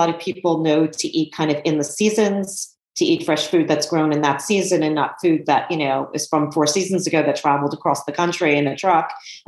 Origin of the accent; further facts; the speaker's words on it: New York City, New York, United States; I grew up in New York City